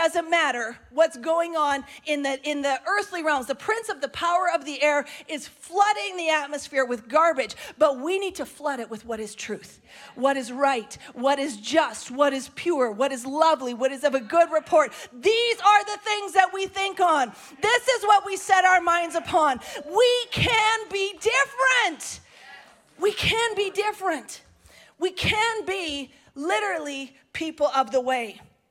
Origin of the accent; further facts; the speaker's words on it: Canada; we're so Canadian sometimes